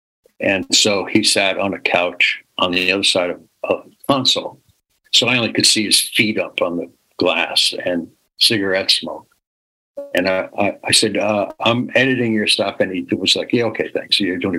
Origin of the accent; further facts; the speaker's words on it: New York City, New York, United States; I'm born and raised in New York City.